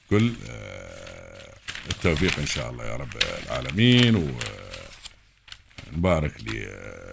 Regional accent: United Arab Emirates

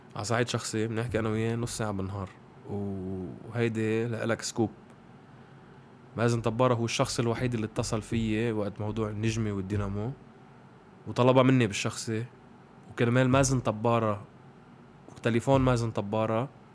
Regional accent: Lebanon; انا بفتخر اني لبناني

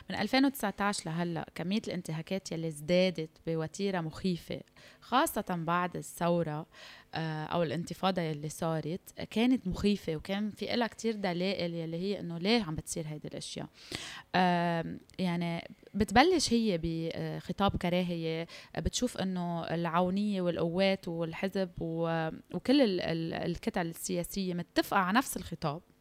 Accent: Syria; now in Lebanon; تخيل انت مجرد انك سوري انه يمكن لو لهجتي لبنانيه ما حدا بيدرى فيي ممنوع اظهر من بيتي

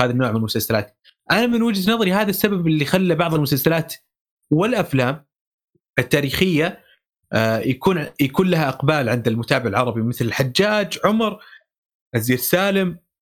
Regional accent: Saudi Arabia; accent: Saudi; اللهجه السعوديه حاجز آه، لهجتنا حاجز

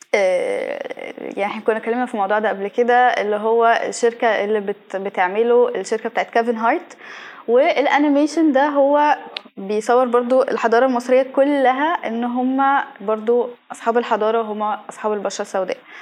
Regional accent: Egypt; احنا كمصريين

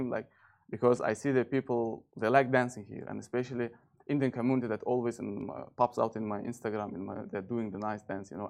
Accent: Turkmenistan; now in Dubai, United Arab Emirates; I'm from Turkmenistan

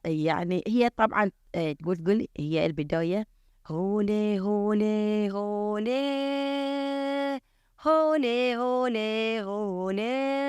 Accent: Bahrain; احنا عندنا في البحرين

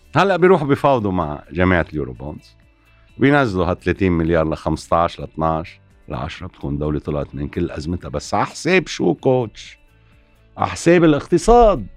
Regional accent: Lebanon

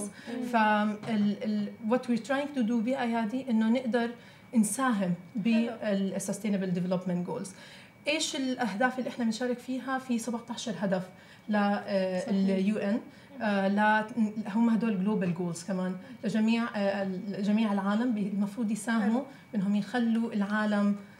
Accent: Palestine; moved away; انا فلسطينيه زوجي لبناني

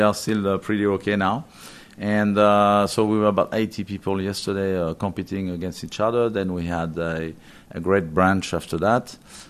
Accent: the Alps, France; now in Dubai, United Arab Emirates; I'm coming from the Alps

